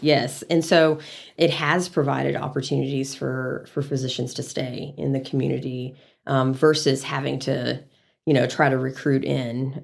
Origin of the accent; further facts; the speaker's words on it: San Antonio, Texas, United States; also born or lived in College Station, Texas / Dallas, Texas; now in Amarillo, United States; I'm a Texas native, but I grew up in San Antonio.